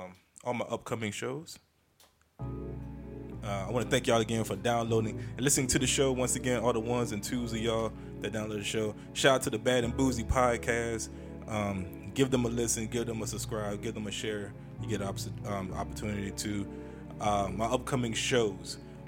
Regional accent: Maryland, United States; I know some of y'all be sounding country like I'm from Maryland.

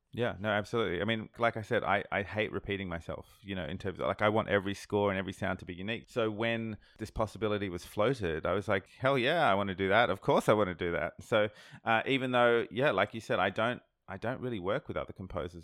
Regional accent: Sydney, New South Wales, Australia; I'm from Sydney, Australia. I'm from the other side of the world

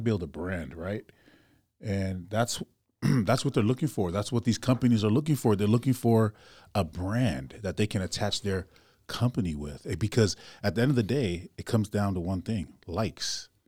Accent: Inglewood, California, United States; now in Utah, United States; I still got some family out there in L.A.

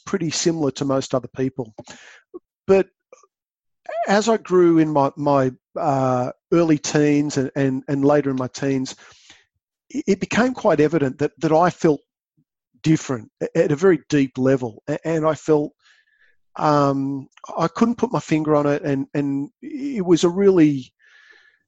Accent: New South Wales, Australia; moved away as an adult; also born or lived in Western Australia; I grew up in New South Wales

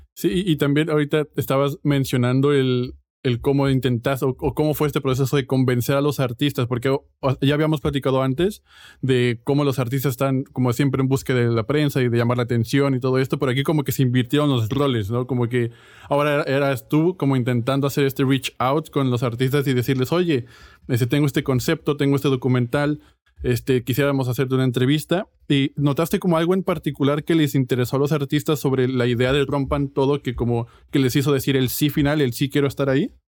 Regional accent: Mexico; yo como mexicano

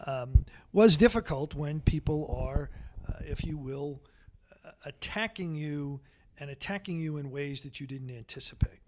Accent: Long Island, New York, United States; also born or lived in Brooklyn; after I was six years old or so, we moved to Long Island, and I really grew up on Long Island.

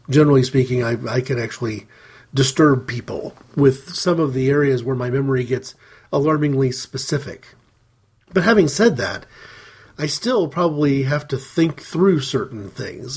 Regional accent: United States; speaking as an American

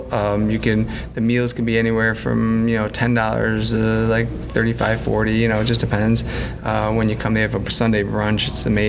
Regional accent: Buffalo, New York, United States; I'm from Buffalo.

